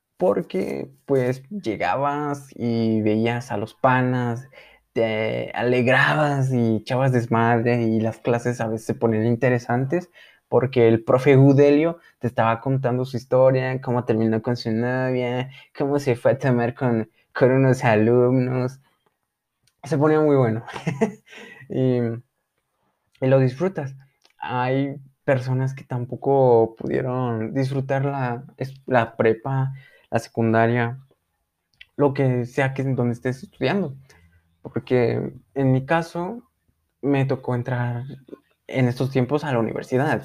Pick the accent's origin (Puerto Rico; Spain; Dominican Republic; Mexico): Mexico